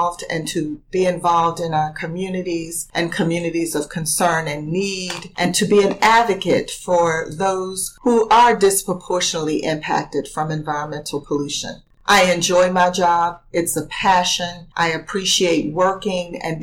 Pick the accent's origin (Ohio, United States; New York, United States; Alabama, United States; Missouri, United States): Alabama, United States; Montgomery; moved away; I grew up in Montgomery, Alabama